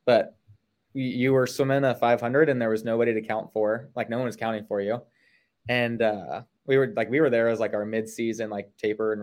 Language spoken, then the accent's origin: English; Ohio, United States; now in Salisbury, United States; I grew up in Ohio, grew up swimming